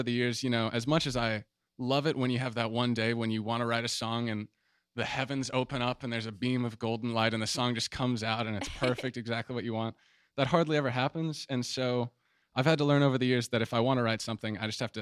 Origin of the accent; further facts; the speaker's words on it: Atlanta, Georgia, United States; moved away as an adult; now in San Marcos, United States; I'm from Atlanta, Georgia